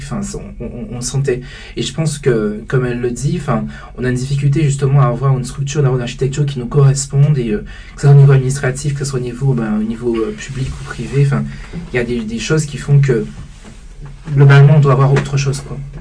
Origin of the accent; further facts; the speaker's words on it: Guadeloupe; en tant que Guadeloupéen, en tant qu'Antillais qui est justement grandi aux Antilles